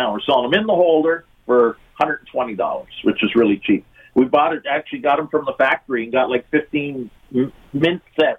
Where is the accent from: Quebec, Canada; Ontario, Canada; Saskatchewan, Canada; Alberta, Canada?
Ontario, Canada; Hamilton; I grew up in Hamilton.